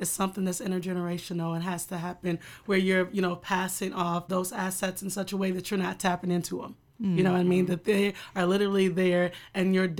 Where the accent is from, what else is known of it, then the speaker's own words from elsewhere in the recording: Waterloo, Iowa, United States; I'm born and raised in Waterloo